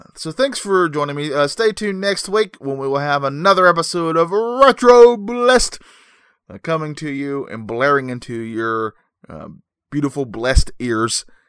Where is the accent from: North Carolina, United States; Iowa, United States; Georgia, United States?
North Carolina, United States; I'm from North Carolina